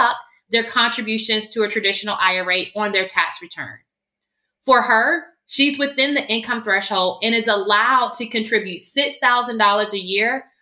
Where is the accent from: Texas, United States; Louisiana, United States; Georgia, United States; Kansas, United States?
Georgia, United States; Augusta; moved away as an adult; now in California, United States; I was born and raised in Augusta, Georgia